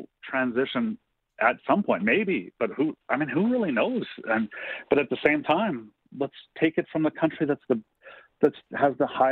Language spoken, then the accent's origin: English; Canada; we're Canadian